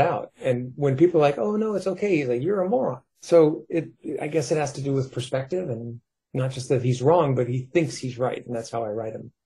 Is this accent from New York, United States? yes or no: yes; New York, United States; now in California, United States; I grew up in New York. I had to move to California just to get away from those voices